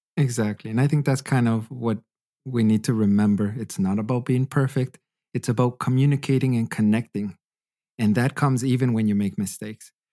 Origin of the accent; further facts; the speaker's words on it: Western Canada, Canada; moved away as an adult; also born or lived in Hanover, Germany; now in Freiburg, Germany; I'm originally from Canada. I've been living in Germany for about six years now